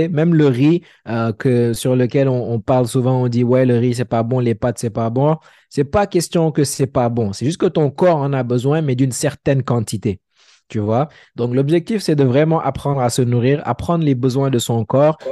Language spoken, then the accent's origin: French; Senegal; moved away as an adult; also born or lived in Dakar; now in Montreal, Canada; je suis sénégalais